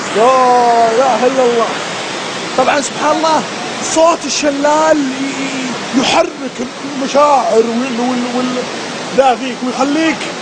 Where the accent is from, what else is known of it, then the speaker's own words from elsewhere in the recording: Saudi Arabia; عندنا في السعوديه